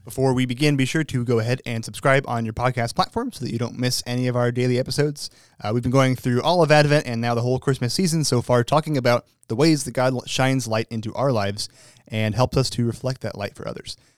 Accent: United States; as an American

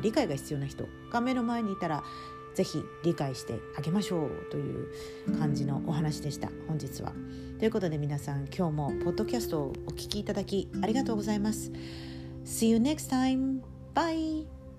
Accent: Tokyo, Japan; moved away as an adult; also born or lived in London; 私東京出身なんですけれども

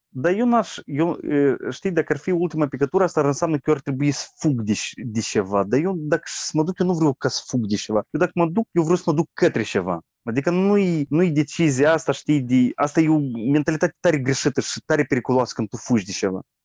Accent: Moldova; Noi moldovenii

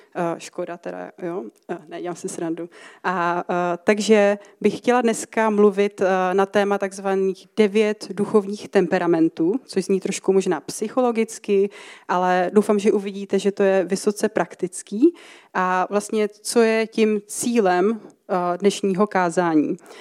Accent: České Budějovice, South Bohemian Region, Czechia; moved away as an adult; now in Ostrava, Czech Republic; jsem teda původně z Českých Budějovic, jsem na to patřičně hrdá. A, eh, teďka bydlím teda v Ostravě asi přibližně možná půl roku.

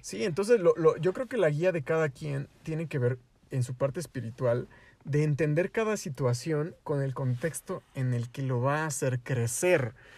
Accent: Mexico; yo vengo de México

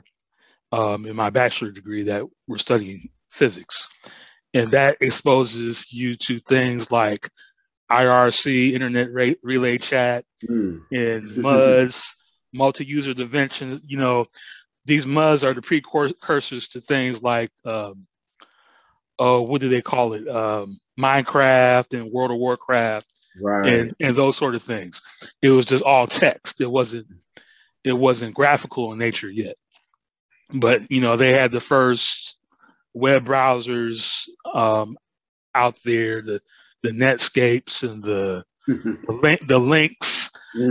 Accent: South Bend, Indiana, United States; I'm originally from Indiana, India, South Bend, Indiana

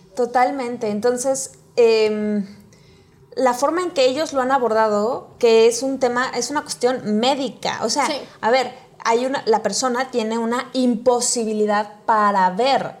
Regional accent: Mexico

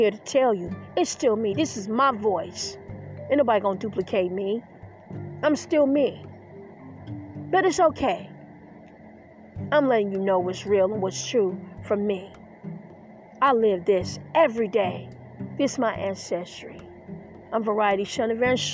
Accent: Detroit, Michigan, United States; I grew up in Detroit, Michigan. I grew up in the Motor City

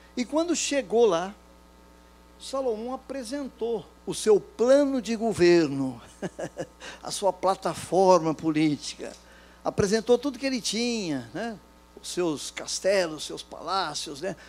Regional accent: São José do Rio Preto, São Paulo, Brazil; also born or lived in Campinas; now in Rio de Janeiro, Brazil; Eu nasci lá em São José do Rio Preto, estado de São Paulo.

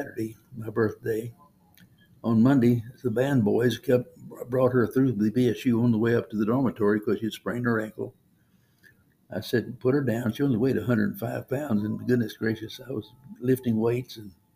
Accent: Cajun, Louisiana, United States; I'm a Cajun

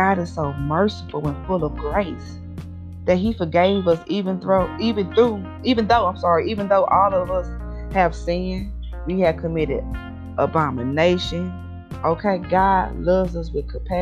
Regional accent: St. Louis, Missouri, United States; also born or lived in Berlin, Germany; I'm all the way from St. Louis, Missouri

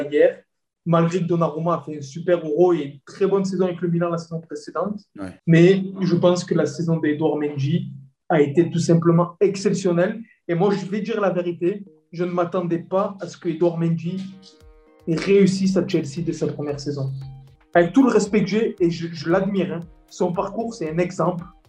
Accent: Marseille, Provence-Alpes-Côte d'Azur, France; je suis Marseillais.

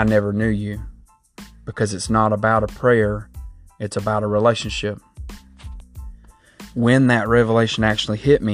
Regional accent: Southeast Georgia, United States; I was raised in Southeast Georgia. I've been here most all my life

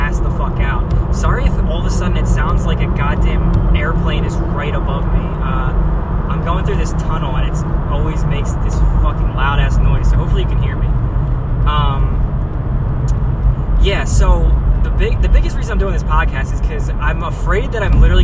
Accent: New Jersey, United States; moved away as an adult; now in California, United States; I'm living in California and I'm from Jersey, which is not California at all

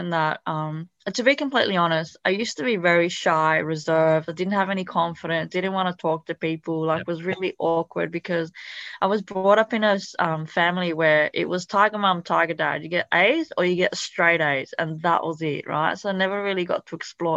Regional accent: Italy; first language Italian; English is a second language; also born or lived in Thailand / Cambodia; now in Australia; my background is actually Cambodian, but I was born in a refugee camp in Thailand, and I actually grew up in Italy, so that was my first language

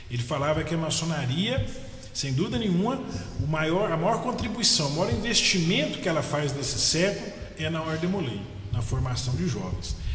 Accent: Paracatu, Minas Gerais, Brazil; also born or lived in Araxá; eu nasci em Araxá, sou mineiro, facilmente dá para ver isso pelo sotaque, e com nove anos de idade eu mudei para a cidade de Paracatu.

